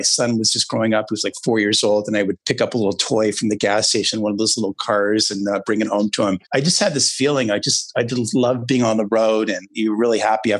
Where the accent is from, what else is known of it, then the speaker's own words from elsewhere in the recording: Toronto, Ontario, Canada; growing up in Toronto